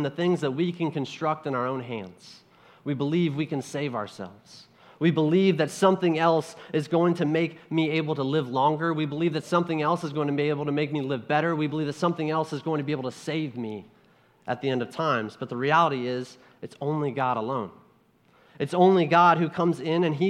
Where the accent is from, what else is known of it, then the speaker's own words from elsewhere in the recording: Ohio, United States; growing up in Ohio